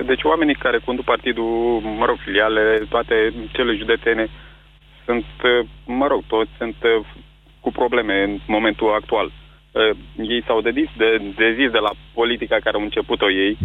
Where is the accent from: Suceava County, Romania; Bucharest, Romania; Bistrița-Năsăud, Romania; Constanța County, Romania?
Constanța County, Romania; Constanța; Eu sunt din Constanța și la noi filiala din Constanța